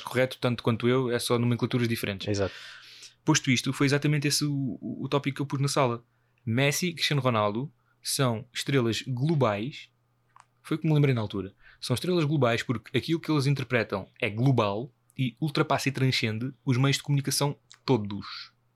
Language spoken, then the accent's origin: Portuguese; Portugal